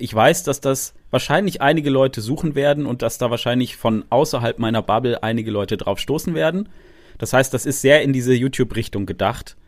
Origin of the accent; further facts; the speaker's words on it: Freiburg, Baden-Württemberg, Germany; moved away; ich komme ja eigentlich aus Freiburg, ich bin gebürtiger Freiburger